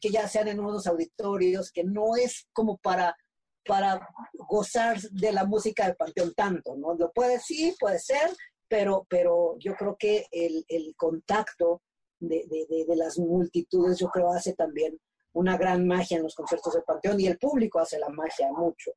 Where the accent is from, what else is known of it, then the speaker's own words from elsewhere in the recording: Mexico; como mexicanos